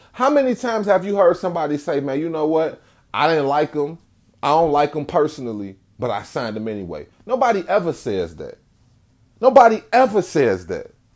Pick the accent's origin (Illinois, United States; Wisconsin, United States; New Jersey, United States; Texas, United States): Illinois, United States; Chicago; I'm from Chicago